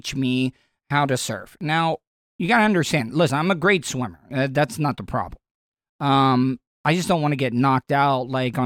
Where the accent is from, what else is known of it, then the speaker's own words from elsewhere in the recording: De Leon Springs, Florida, United States; growing up in De Leon Springs. Yes, we grew up in a double-wide trailer.